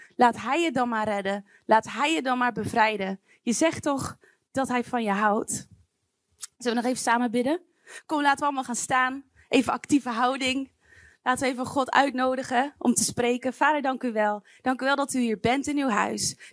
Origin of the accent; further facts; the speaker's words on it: Wijk en Aalburg, North Brabant, Netherlands; moved away; Ik ben opgegroeid in Wijk en Aalburg